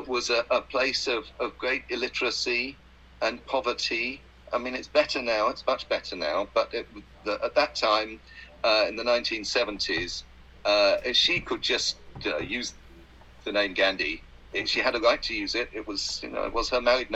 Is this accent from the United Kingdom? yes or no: yes; England, United Kingdom; we're English